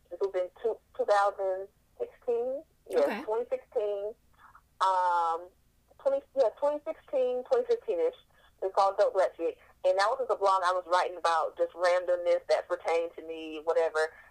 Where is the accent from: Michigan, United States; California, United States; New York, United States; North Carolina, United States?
North Carolina, United States; I was born and raised in North Carolina. I am from the South.